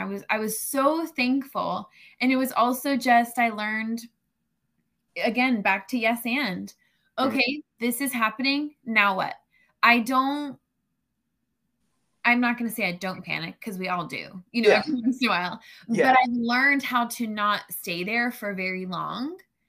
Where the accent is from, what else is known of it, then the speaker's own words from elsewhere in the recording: Florida, United States; We moved around a good bit, but most of my life has definitely been in Florida.